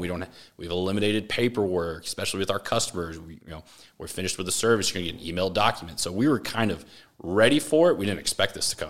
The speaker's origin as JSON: {"language": "English", "town": "Austin", "region": "Texas", "country": "United States", "tie": "born or raised there", "said": "I grew up in Austin."}